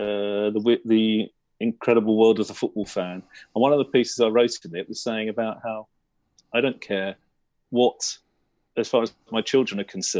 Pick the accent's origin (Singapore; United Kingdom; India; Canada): United Kingdom; London; I was born in North London, half a mile from Highbury